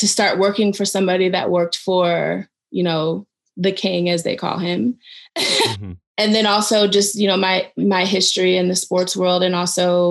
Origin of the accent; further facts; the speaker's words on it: Cleveland, Ohio, United States; moved away; I'm from Cleveland